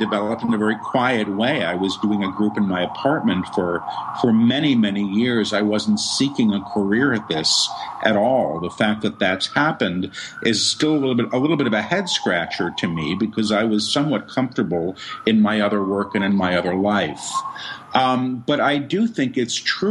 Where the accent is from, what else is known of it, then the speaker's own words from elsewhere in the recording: New York City, New York, United States; I was raised in Manhattan